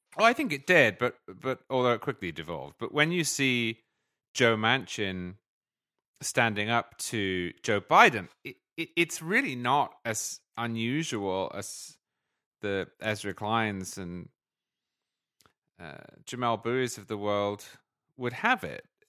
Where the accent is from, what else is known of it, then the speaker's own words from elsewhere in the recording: United Kingdom; also born or lived in England; now in United States; as a Brit who grew up in a parliamentary system